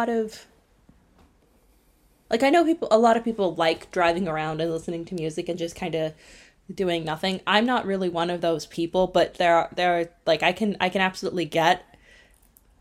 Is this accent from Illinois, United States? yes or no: yes; Illinois, United States; moved away as an adult; also born or lived in Ireland; I was born in Illinois